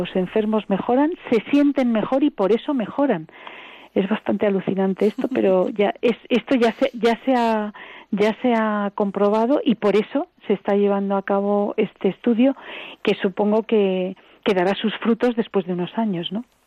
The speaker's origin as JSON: {"language": "Spanish", "country": "Spain", "said": "yo soy española"}